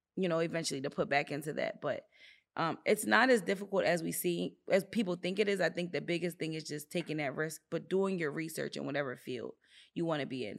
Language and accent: English; Philadelphia, Pennsylvania, United States; moved away as an adult; also born or lived in Virginia; I'm in Virginia, I'm from the Philadelphia area